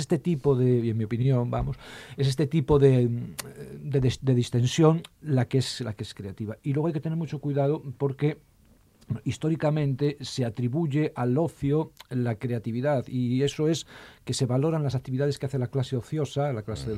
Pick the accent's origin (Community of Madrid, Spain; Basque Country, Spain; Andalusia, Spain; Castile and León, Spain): Castile and León, Spain; El Bierzo; moved away as an adult; also born or lived in Ponferrada; now in Asturias, Spain; yo soy del Bierzo, como es sabido, y, su madre es de Salamanca. estamos aquí desde hace treinta y pico años